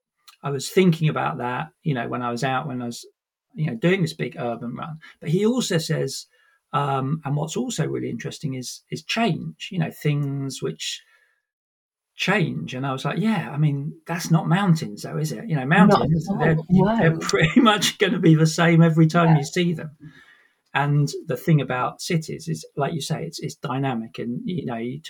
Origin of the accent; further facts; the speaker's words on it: Sussex, South East England, United Kingdom; moved away as an adult; also born or lived in Brighton; now in London, United Kingdom; I was born in Sussex in the countryside, grew up in the countryside